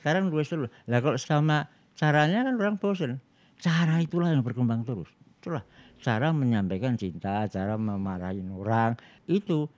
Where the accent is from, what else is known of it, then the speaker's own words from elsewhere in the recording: Surakarta, Central Java, Indonesia; saya itu orang Jawa ya dan di Solo itu ya semua orang ngomong bahasa Jawa kalau di sekolah